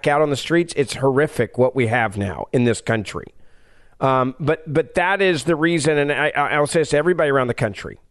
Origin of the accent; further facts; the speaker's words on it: Memphis, Tennessee, United States; my hometown of Memphis, Tennessee